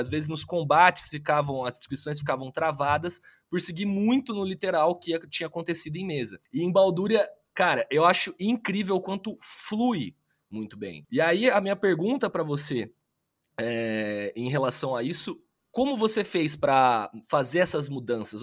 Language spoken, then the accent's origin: Portuguese; interior of São Paulo state, Brazil; Eu sou do interior do estado de São Paulo, uma cidade que tem 20 mil habitantes